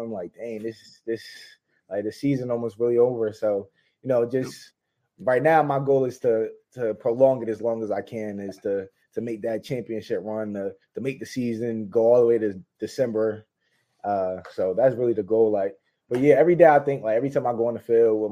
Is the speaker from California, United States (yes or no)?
no; New Jersey, United States; I'm from Jersey